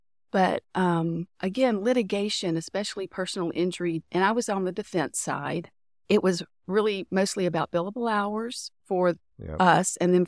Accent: Tyler, Texas, United States; So I'm from the Tyler area in East Texas. So I went to Tyler Junior College for 1 year

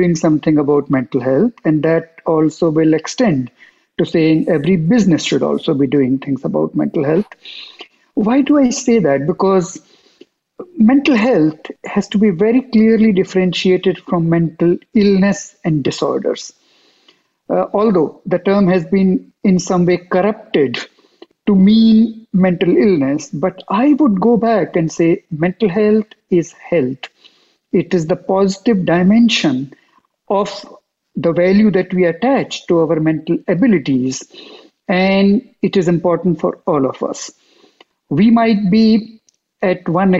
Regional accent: India; moved away as an adult; also born or lived in Geneva, Switzerland; now in United States; after 20 years of doing that in my home country, India, I moved to Geneva

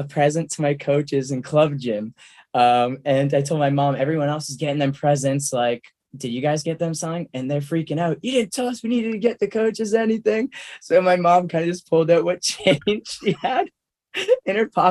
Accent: Worcester, Massachusetts, United States; Worcester. I grew up in Worcester

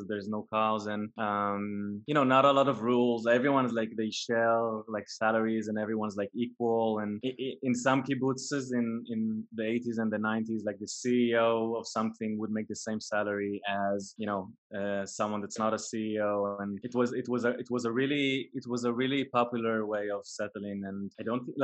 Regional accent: a kibbutz in northern Israel, Northern District, Israel; I was born in a kibbutz way up north in Israel, which is a really unique childhood

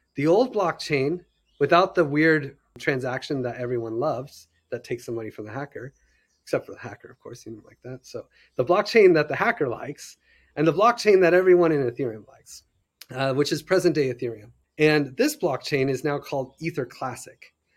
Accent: United States; I'm an American

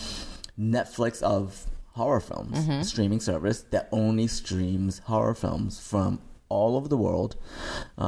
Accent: South Korea; I am Korean.

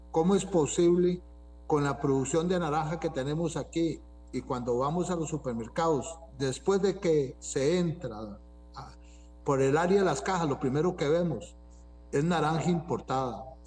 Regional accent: Costa Rica; uno que es eh, tico

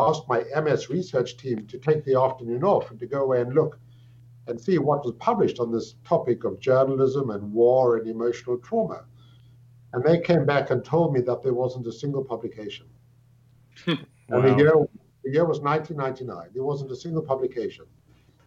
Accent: South Africa; moved away as an adult; also born or lived in England; now in Toronto, Canada; I'm South African by birth. I grew up in South Africa.

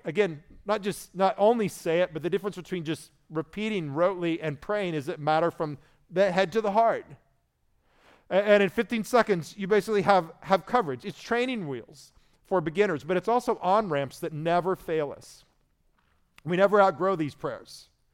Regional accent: Indiana, United States; moved away; I was from Indiana, so that was our state religion

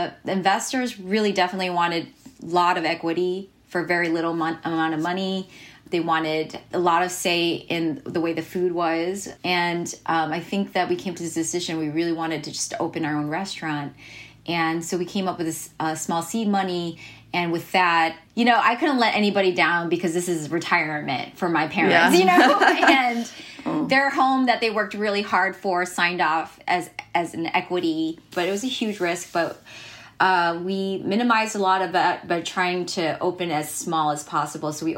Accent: United States; As a Korean American, like being born here

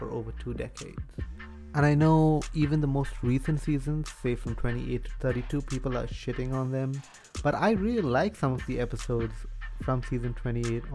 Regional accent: India; I'm Indian and I'm Catholic

